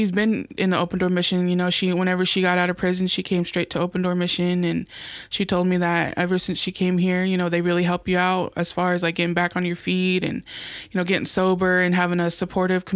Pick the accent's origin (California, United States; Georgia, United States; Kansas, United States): Kansas, United States; moved away as an adult; now in Omaha, United States; I'm from Kansas